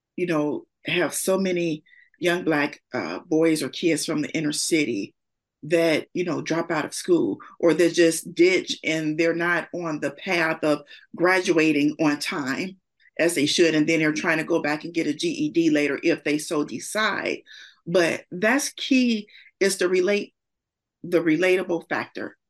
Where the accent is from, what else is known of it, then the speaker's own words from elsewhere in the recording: Gary, Indiana, United States; I'm from Gary, Indiana, born and raised in Idaho Gardens, which is no longer there, but that was where I'm from.